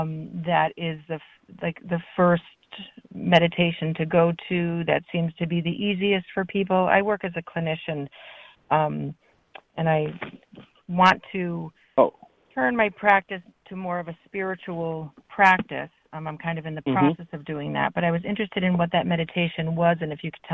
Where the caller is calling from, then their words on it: Guilford, Connecticut, United States; Connecticut, Guilford, Connecticut.